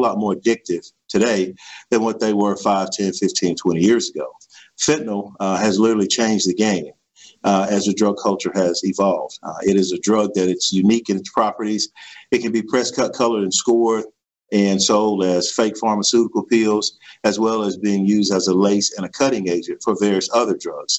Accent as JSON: {"language": "English", "town": "Bond", "region": "Mississippi", "country": "United States", "tie": "born or raised there", "said": "I am from uh, Bond, Mississippi, in Stone County. Uh, I graduated from Stone County High School"}